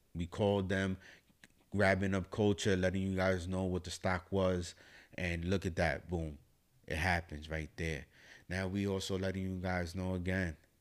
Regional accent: New York City, New York, United States; I'm from the Bronx, New York

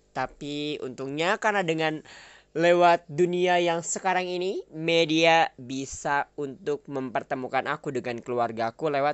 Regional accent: Sukabumi, West Java, Indonesia; aku asal Sukabumi aku dari keluarga yang sederhana satu orang ayah dan seorang ibu ya

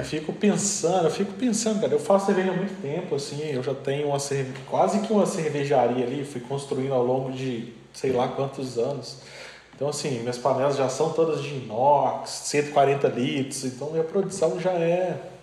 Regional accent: João Monlevade, Minas Gerais, Brazil; eu sou de Molevade

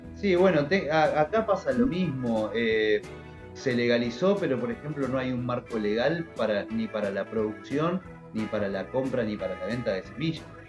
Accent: Montevideo, Uruguay; tengo 36 años, soy de Montevideo, Uruguay.

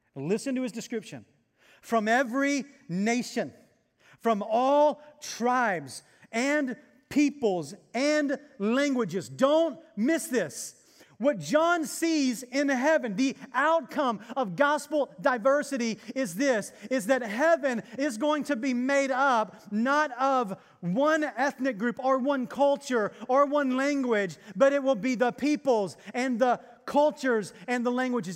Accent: Arkansas, United States; now in Texas, United States; I come from Arkansas

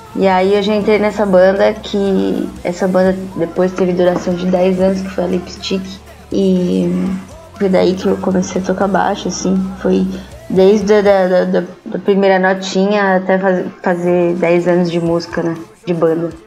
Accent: Santo André, São Paulo, Brazil; A gente é de Santo André

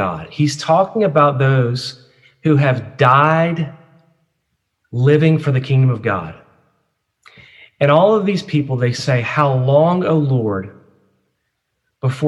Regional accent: United States; as an American and USC student

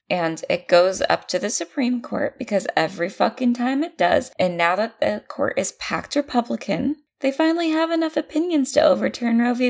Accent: California, United States; I'm from California

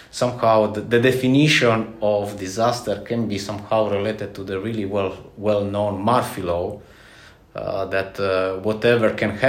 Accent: Italy; English is a second language; now in Latvia; as Carlis a few moments ago mentioned, and um, I'm from Italy.

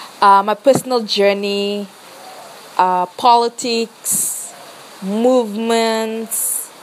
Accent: Fiji; Bulavinaka … I'm from Fiji

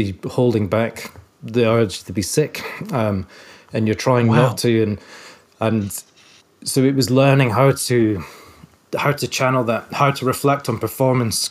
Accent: Edinburgh, Scotland, United Kingdom; I hail from Edinburgh, and that's where I'd say the story really begins and where my life began. Went to school there

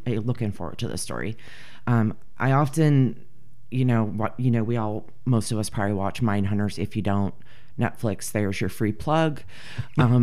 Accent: United States; I'm American

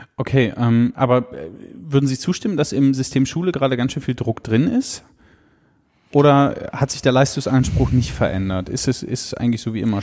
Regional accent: Germany; ich würde mein Heimatland nie mehr verlassen

